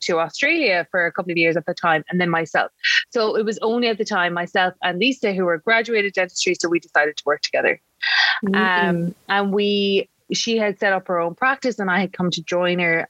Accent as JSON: {"language": "English", "area": "Galway", "region": "Connacht", "country": "Ireland", "tie": "born or raised there", "said": "So we're Irish. So we are from Ireland. So we grew up in the west of Ireland in Galway, a very country area"}